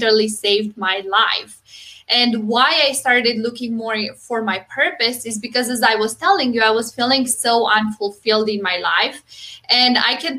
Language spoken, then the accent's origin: English; Romania; moved away as an adult; now in United States; I'm originally from Romania, but I moved to US 6.5 years ago